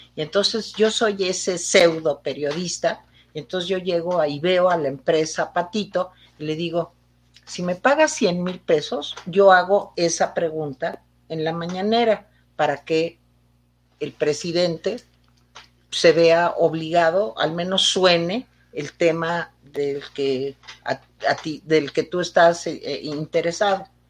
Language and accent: Spanish; Mexico; Aquí todos somos mexicanos